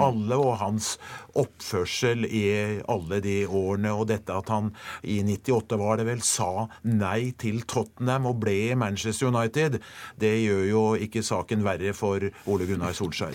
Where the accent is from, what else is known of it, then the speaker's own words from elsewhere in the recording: Norway; jeg er fra Norge